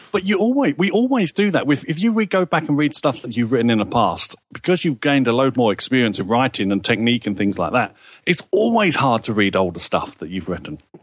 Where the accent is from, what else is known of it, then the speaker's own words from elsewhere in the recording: England, United Kingdom; I'm an Englishman.